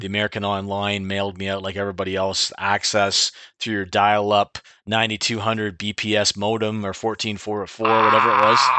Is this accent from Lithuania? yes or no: no; Clinton, Ontario, Canada; I grew up in Clinton. I was born here.